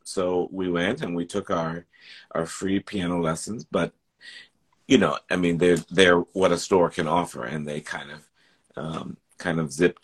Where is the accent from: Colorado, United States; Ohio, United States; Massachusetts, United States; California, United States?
Ohio, United States; Dayton; moved away; also born or lived in El Paso, Texas; I grew up there in Dayton, originally in the northern part, northern suburbs of Dayton.